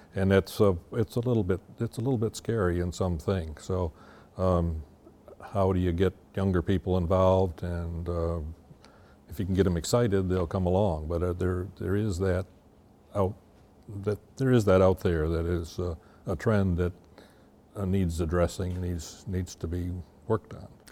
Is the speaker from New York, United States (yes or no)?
yes; Lewis County, New York, United States; also born or lived in Watertown, New York; we moved to Lewis County when I was eight